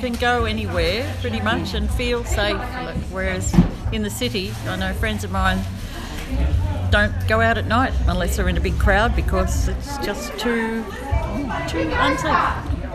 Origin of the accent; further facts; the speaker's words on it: Ardlethan, New South Wales, Australia; I'm from Ardlethan.